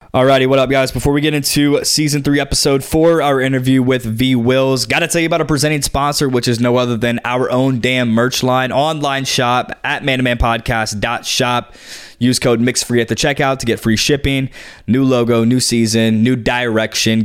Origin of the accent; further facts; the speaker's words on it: Nashville, Tennessee, United States; we're from Nashville